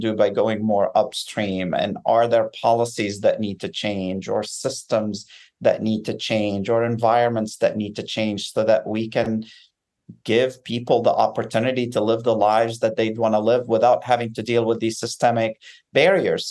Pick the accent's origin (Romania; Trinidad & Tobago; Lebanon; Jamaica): Lebanon; Beirut, Beirut Governorate; now in United States; I grew up in Beirut in the midst of a civil war